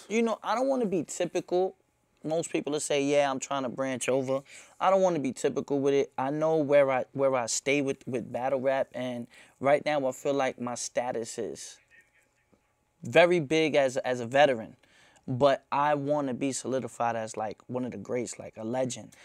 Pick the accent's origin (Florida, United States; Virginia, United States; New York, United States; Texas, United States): New York, United States; New York City; I'm from Myrtle, like I'm from right there.